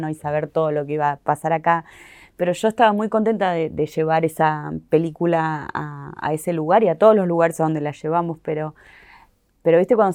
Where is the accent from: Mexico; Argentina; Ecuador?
Argentina; será porque soy argentina, entonces la gente en Argentina puede ser que, qué sé yo